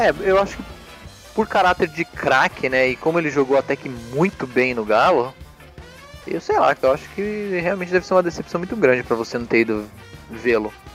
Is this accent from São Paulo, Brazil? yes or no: yes; São Paulo, Brazil; nós somos uma família tradicional paulista, paulistana. Ah. Nascemos, nascemos e nos criamos aqui em São Paulo.